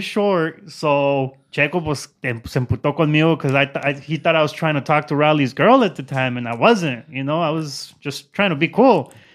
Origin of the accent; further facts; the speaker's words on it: Zacatecas, Mexico; moved away; I'm from Zacatecas